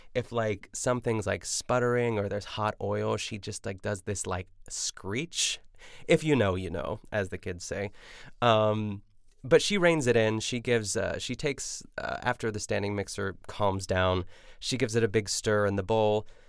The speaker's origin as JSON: {"language": "English", "country": "United States", "said": "I'm an American"}